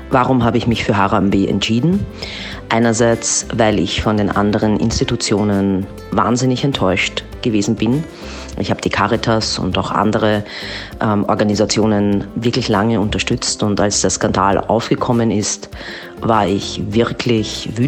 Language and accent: German; Austria; Ich komme aus Österreich